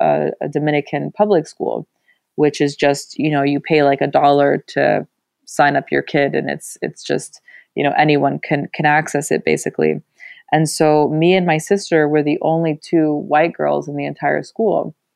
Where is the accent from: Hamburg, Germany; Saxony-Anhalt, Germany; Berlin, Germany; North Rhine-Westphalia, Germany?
Berlin, Germany; born there; English is a second language; My mother is Russian. My father is German. I was born in Berlin, but I've been to 15 different schools across 3 different languages. So English, German, and Spanish.